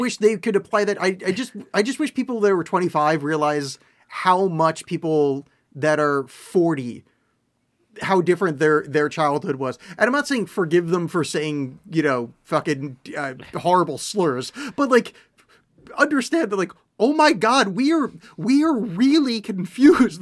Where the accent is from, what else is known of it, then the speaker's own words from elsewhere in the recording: East Coast, United States; now in Portland, United States; I grew up on the East Coast where there was white Christmases